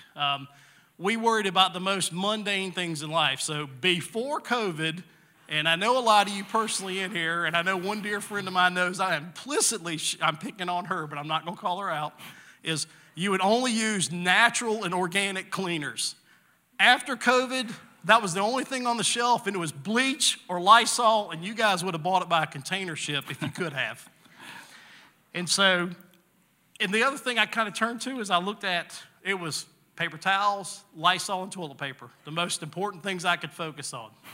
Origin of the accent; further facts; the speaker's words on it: the South, United States; I grew up in the South